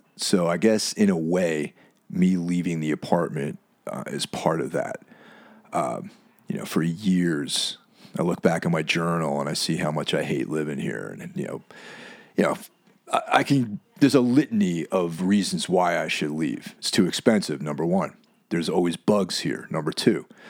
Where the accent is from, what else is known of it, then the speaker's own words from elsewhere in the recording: Lake Carmel, New York, United States; my hometown of Lake Carmel, New York, or Carmel, New York